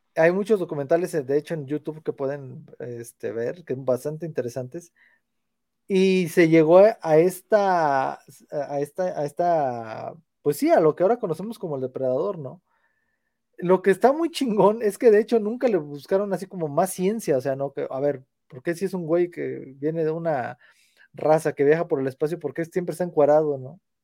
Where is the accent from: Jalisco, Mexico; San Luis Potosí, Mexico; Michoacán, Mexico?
San Luis Potosí, Mexico; Matehuala; Yo soy de Matehuala